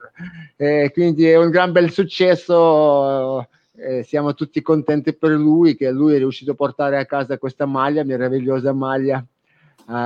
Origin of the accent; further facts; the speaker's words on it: Ukraine; Italian is a second language; now in Italy; Sono ucraino